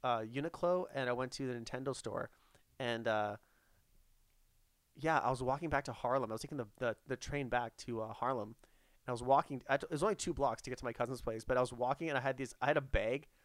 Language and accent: English; Edmonton, Alberta, Canada; I'm from Edmonton